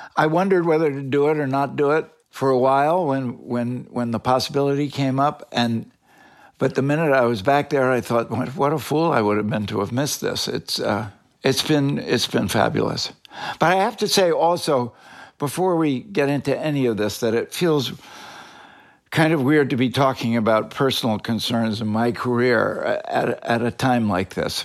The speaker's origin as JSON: {"language": "English", "region": "Northeast", "country": "United States", "said": "I was from the Northeast"}